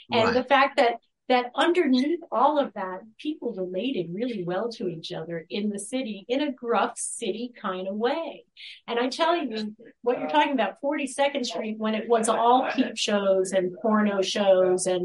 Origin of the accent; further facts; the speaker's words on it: East Coast, United States; I wasn't from there. I was from the East Coast, but the logical place to go was New York City